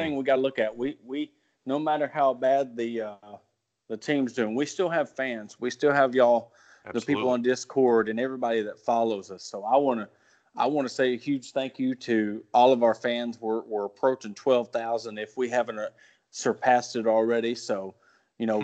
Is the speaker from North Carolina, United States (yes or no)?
no; Ozark, Arkansas, United States; born and raised in Ozark, Arkansas